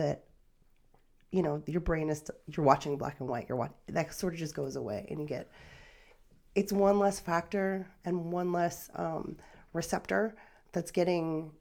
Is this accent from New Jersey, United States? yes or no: yes; outside Philadelphia, New Jersey, United States; the area that I grew up outside Philly, New Jersey